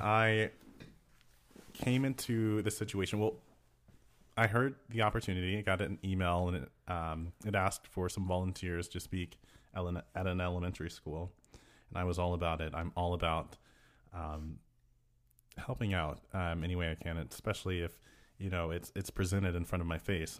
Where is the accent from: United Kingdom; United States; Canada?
United States; Texas; we're from Texas